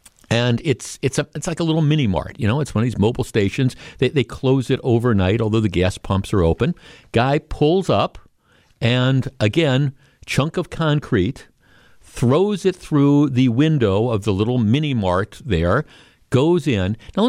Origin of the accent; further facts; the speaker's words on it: Glendale, Wisconsin, United States; I grew up in Glendale. I grew up about a mile and a half from Bayshore Town Center, formerly Bayshore Shopping Center.